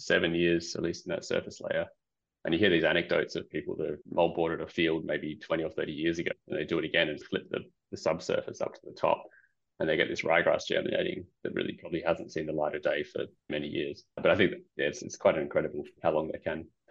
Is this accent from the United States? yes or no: no; Perth, Western Australia, Australia; I grew up in Perth.